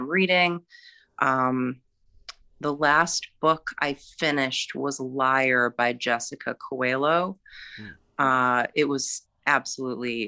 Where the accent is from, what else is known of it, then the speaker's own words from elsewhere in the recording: Michigan, United States; moved away as an adult; also born or lived in Massachusetts; now in Connecticut, United States; I grew up in Michigan. And I live in Connecticut now